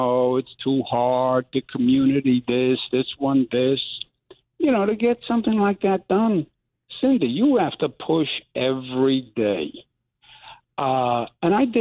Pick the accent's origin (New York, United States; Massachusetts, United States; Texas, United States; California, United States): New York, United States; New York City; I'm from New York. We don't have fuzzy in New York